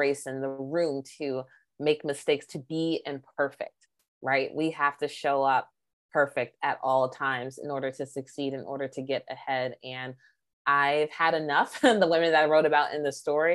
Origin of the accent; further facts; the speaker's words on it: Maryland, United States; moved away as an adult; now in Illinois, United States; I'm from Maryland.